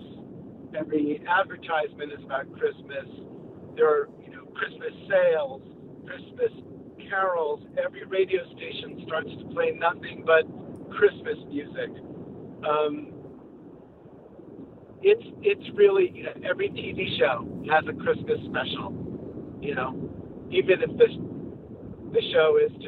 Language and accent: English; Long Island, New York, United States; moved away; the place that I grew up on Long Island. I had a wonderful childhood